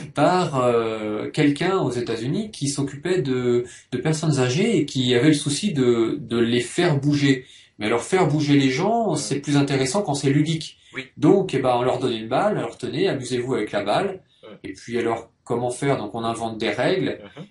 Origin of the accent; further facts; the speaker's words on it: Poitiers, Nouvelle-Aquitaine, France; moved away as an adult; also born or lived in Bordeaux / Japan; je viens de Poitiers